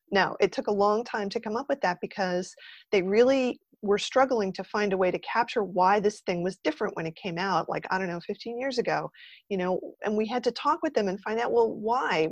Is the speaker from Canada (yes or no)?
no; New Jersey, United States; when I was growing up in New Jersey, I went to Rutgers